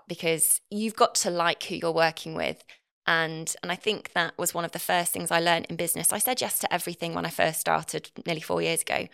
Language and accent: English; Nottinghamshire, East Midlands, United Kingdom; accent: Northern; moved away; I'm from Nottinghamshire originally